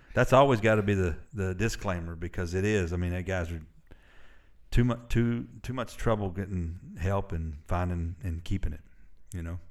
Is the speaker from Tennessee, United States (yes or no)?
yes; Murfreesboro, Tennessee, United States; also born or lived in Alabama; I spent the majority of my life in Middle Tennessee